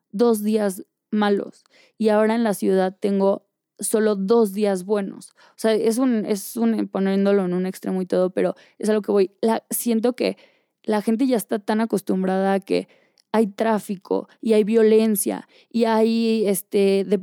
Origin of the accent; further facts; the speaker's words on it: Mexico; moved away; y me fui de México y vendí todo y corté y cambié novio y, y cambié de ropa y cambié de estilo y me tatué y no me encontraba.